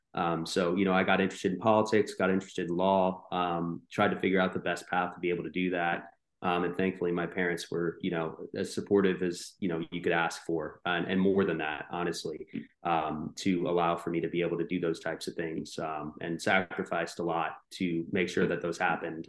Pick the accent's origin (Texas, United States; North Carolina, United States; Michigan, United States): North Carolina, United States; also born or lived in New Jersey; I grew up here in North Carolina